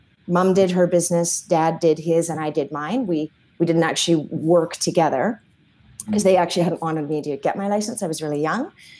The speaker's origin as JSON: {"language": "English", "town": "Edmonton", "region": "Alberta", "country": "Canada", "tie": "born there", "said": "Well, I was born in Edmonton."}